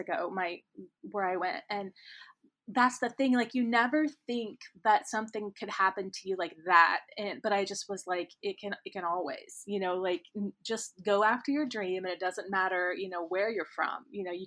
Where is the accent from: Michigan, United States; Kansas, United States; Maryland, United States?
Kansas, United States; Nickerson; accent: Midwestern; now in Florida, United States; I grew up on a farm in Kansas, and to this day, I think I've tried to get rid of my Midwestern accent, but I think I still have it sometimes